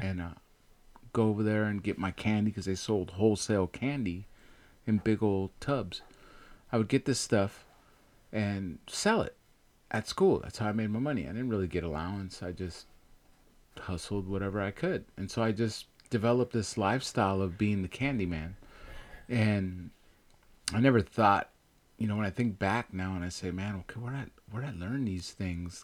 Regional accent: Bay Area, California, United States; born or raised there; also born or lived in Chihuahua, Mexico

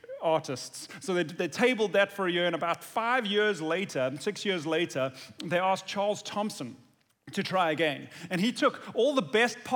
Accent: South Africa; now in United States; as a South African who wasn't born here, but who has lived here for many years now

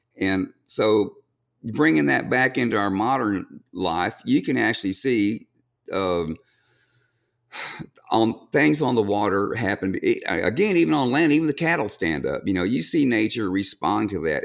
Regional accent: Kingsville, Texas, United States; I grew up in Kingsville

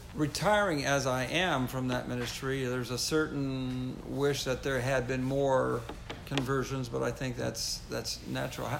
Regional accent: United States; moved away as an adult; also born or lived in French Canada / France; when I was your age growing up in America

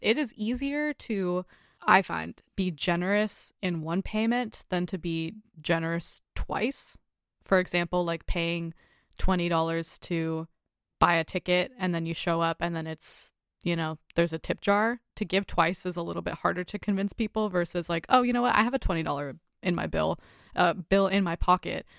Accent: United States

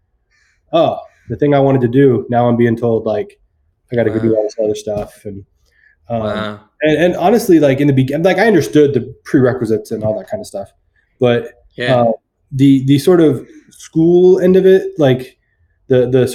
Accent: Fremont, California, United States; I'm from Fremont, California.

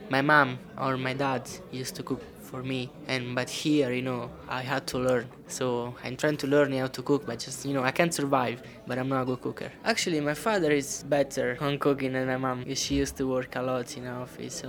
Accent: Rome, Lazio, Italy; English is a second language; moved away as an adult; now in United Kingdom; I'm from Italy. And I'm from Rome, the capital of Italy

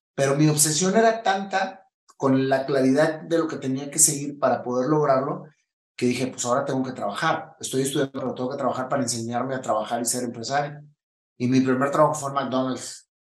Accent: Monterrey, Nuevo León, Mexico; moved away; also born or lived in Chihuahua; soy de México, nací en Monterrey, Nuevo León, en el mero centro de la ciudad

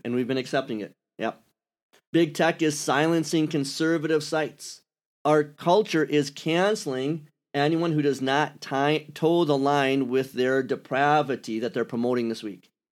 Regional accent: Wisconsin, United States; accent: Wisconsin; moved away; also born or lived in Kentucky; I sound like I'm from Wisconsin

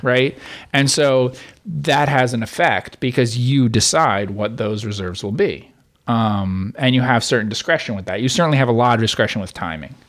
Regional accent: New Jersey, United States; I grew up in New Jersey

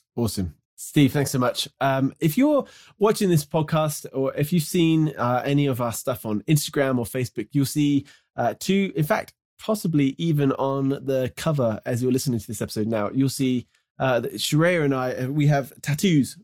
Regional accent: United Kingdom; moved away as an adult; as someone who grew up in the U K, where there isn't much natural beauty, uh, it's certainly where I grew up, just kind of west of London a little bit

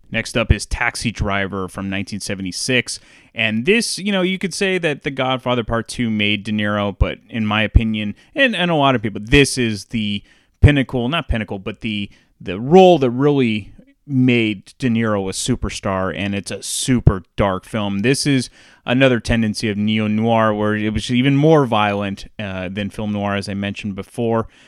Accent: San Francisco Bay Area, California, United States; growing up in the San Francisco Bay Area

